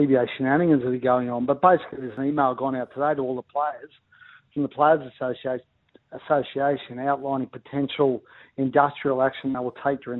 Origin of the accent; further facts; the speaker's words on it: Ipswich, Queensland, Australia; I grew up in Ipswich